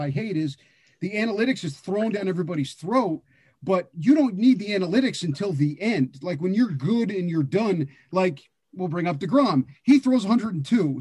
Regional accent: New York City, New York, United States; moved away; I was from Brooklyn and coaching in Brooklyn

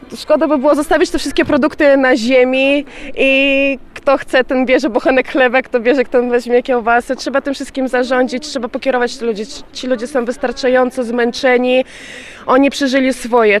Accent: Donetsk, Rostov Oblast, Russia; Polish is a second language; now in Poland; Ja pochodzę z rosyjskiego Doniecka, żeby powiedzieć, z Rostowskiej oblasti

